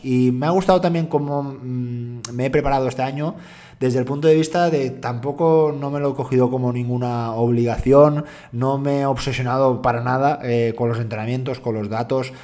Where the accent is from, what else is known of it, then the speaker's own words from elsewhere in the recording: Dénia, Valencian Community, Spain; mi procedencia, yo soy valenciano, soy de Denia, Alicante